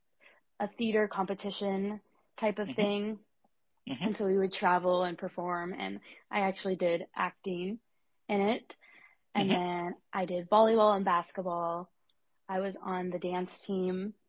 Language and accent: English; Nebraska, United States; moved away as an adult; now in Evanston, United States; I'm from Nebraska originally, but the culture kind of where I grew up is that you stay pretty close to home for college.